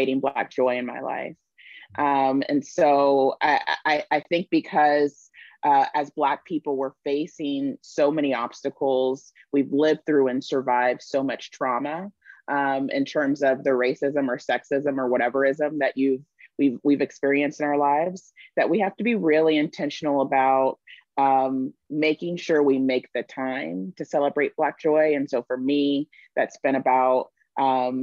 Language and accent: English; Texas, United States; I'm from Texas. And so I grew up knowing about Juneteenth